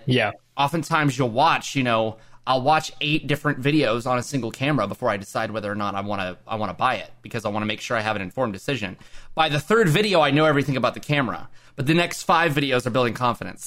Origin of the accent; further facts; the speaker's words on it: Oklahoma, United States; I live in Oklahoma